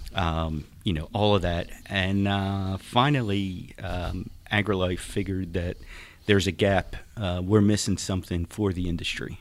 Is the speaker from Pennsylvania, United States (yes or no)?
yes; Philadelphia, Pennsylvania, United States; now in Texas, United States; I am not a native Texan. Uh, I grew up in Philadelphia